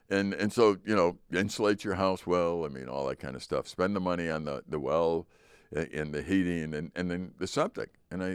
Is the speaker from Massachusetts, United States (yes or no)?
no; Chicago, Illinois, United States; I remember when we moved up here, I came from Chicago.